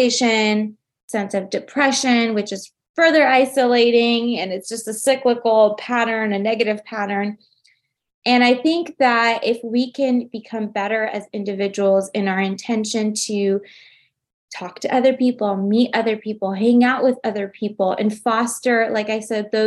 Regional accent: United States; as an American

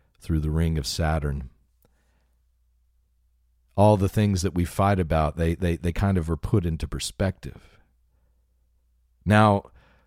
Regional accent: West Texas, United States; the part of the country I grew up in West Texas

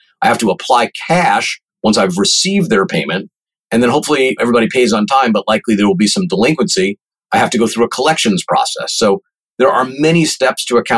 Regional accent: Long Island, New York, United States; I grew up on Long Island

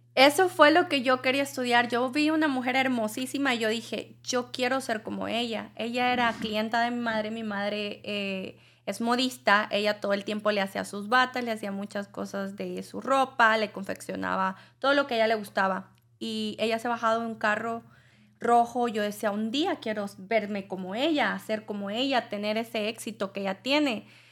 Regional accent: El Salvador; now in United States; yo vengo de El Salvador

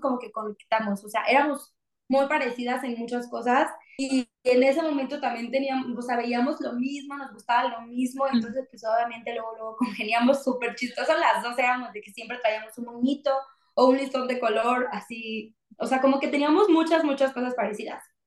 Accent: Mexico; una mexicana disfrutando de nuestro país

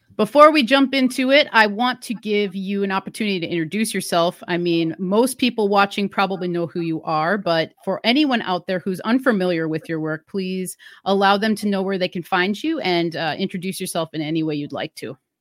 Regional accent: Wisconsin, United States; moved away; I'm originally from Wisconsin, which is a cold area

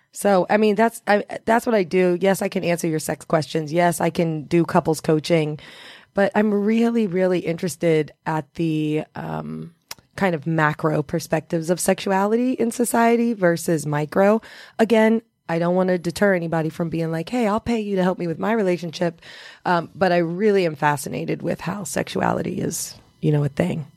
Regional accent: Indiana, United States; also born or lived in Los Angeles; now in New York, United States; I'm originally from Indiana

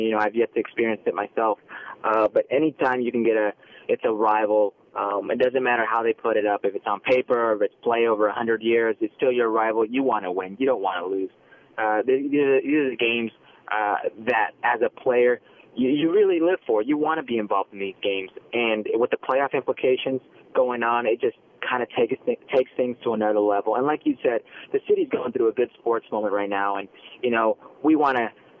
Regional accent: Las Vegas, Nevada, United States; born or raised there; also born or lived in Los Angeles, California; now in Canada

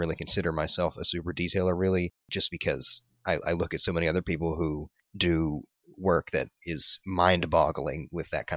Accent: Tennessee, United States; I hail from Tennessee

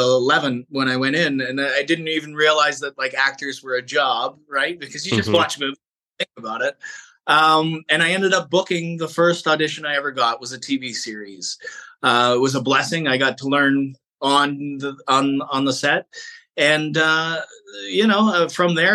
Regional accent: Canada; as a Canadian actor

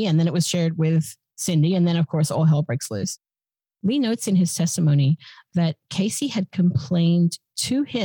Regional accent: Australia; as an Australian

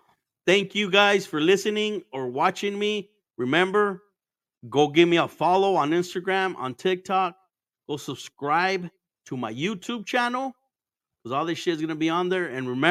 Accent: Arizona, United States; also born or lived in Mexico; I'm in fucking Arizona, man. I was basically born here, but I wasn't. I was born in Mexico, but I was raised here.

